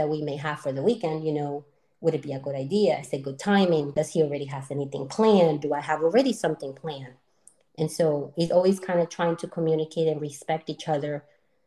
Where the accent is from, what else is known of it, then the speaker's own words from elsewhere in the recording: Colombia; moved away; We're both from Colombia, but we actually met here